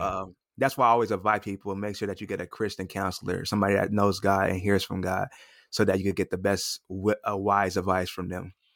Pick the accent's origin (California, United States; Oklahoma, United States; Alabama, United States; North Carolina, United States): California, United States; Los Angeles; moved away as an adult; now in Atlanta, United States; I'm originally from Los Angeles, California. I recently moved to Atlanta, Georgia about a year ago